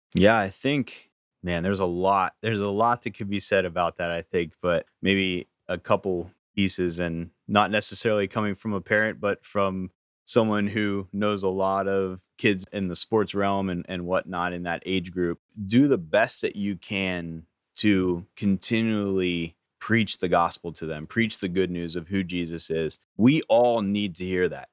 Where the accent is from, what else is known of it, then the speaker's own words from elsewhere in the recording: Gettysburg, Pennsylvania, United States; I'm from Gettysburg, Pennsylvania originally, down around that area